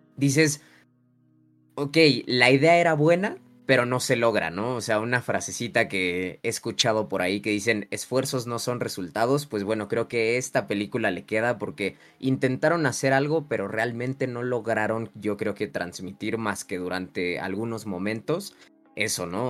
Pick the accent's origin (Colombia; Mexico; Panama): Mexico; como mexicanos